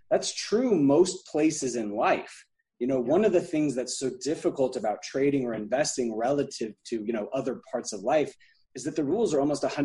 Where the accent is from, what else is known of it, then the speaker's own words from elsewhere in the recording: Alabama, United States; now in Atlanta, United States; I'm from Alabama originally, even though I live in Atlanta now, and just grew up with sort of a slow pace of life